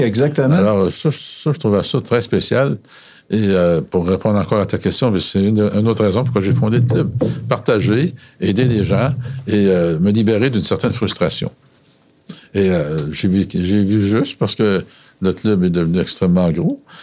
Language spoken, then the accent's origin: French; Quebec City region, Canada; Je viens de la région de Québec.